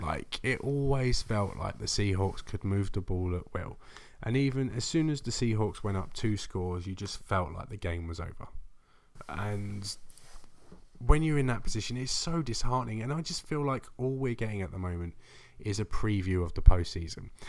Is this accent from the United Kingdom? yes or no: yes; England, United Kingdom; I'm English